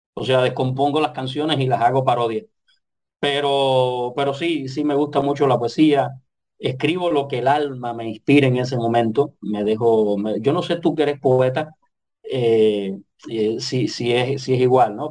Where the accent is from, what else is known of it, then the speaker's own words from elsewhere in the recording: Manzanillo, Granma, Cuba; nací en, en, la ciudad de Manzanillo, en Granma, eh, allá cuando tenía 12 años del siglo pasado. Eh, comencé, comencé como locutor ahí